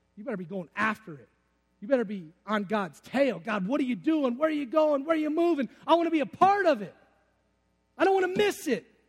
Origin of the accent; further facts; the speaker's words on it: Detroit, Michigan, United States; I'm from Detroit